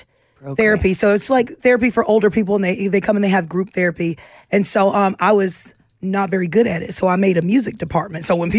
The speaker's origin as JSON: {"language": "English", "town": "Poplarville", "region": "Mississippi", "country": "United States", "also_born_or_lived": "New Orleans", "moved": "as an adult", "said": "I came straight from Poplarville, Mississippi, to New Orleans."}